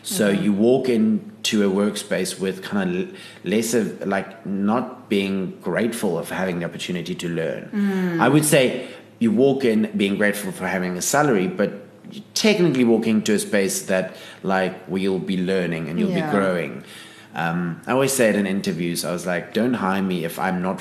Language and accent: English; Pretoria, Gauteng, South Africa; moved away as an adult; also born or lived in Johannesburg; now in Cape Town, South Africa; I grew up in Pretoria.